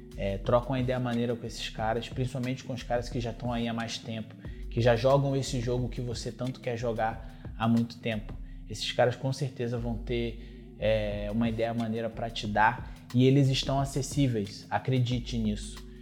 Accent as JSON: {"language": "Portuguese", "country": "Brazil", "said": "é a realidade de onde eu vim"}